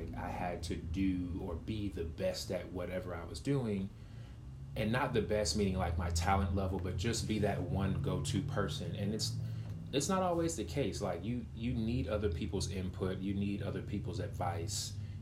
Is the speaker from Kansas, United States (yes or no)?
no; Waco, Texas, United States; I'm from Waco